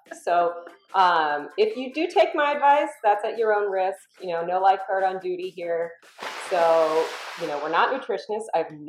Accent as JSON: {"language": "English", "region": "Florida", "country": "United States", "moved": "yes", "lives_now": "California, United States", "said": "We're in California. We're both originally from Florida."}